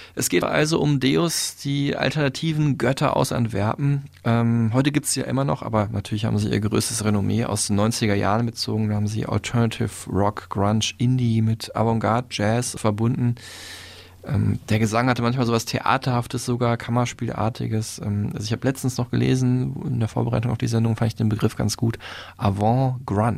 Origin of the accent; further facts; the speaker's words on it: Dortmund, North Rhine-Westphalia, Germany; moved away; meiner alten Heimat